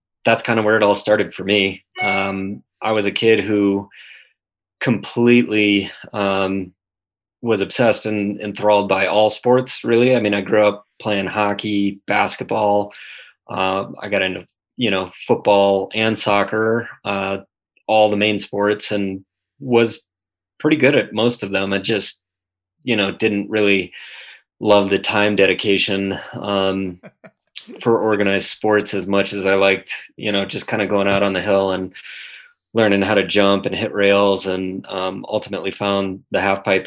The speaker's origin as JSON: {"language": "English", "town": "St. Louis Park", "region": "Minnesota", "country": "United States", "tie": "born or raised there", "said": "I grew up in the Twin Cities, Minnesota, St. Louis Park, which is a suburb touching Minneapolis."}